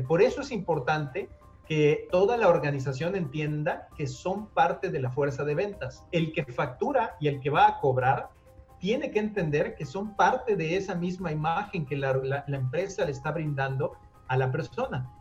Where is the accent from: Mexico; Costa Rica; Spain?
Mexico; somos mexicanos